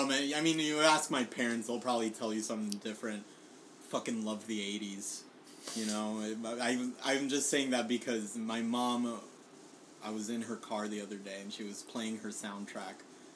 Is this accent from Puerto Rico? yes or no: yes; Puerto Rico; moved away